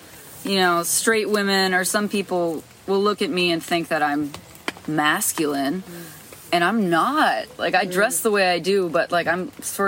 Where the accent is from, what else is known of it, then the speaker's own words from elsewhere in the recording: New Jersey, United States; It was sort of isolating. I had a twin sister.